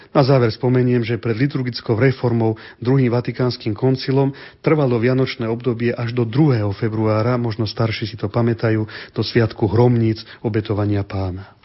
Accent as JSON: {"language": "Slovak", "region": "central Slovakia", "country": "Slovakia", "said": "pochádzam zo stredného Slovenska"}